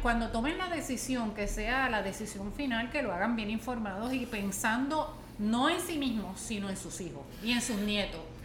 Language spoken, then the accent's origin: Spanish; Puerto Rico; born or raised there; moved away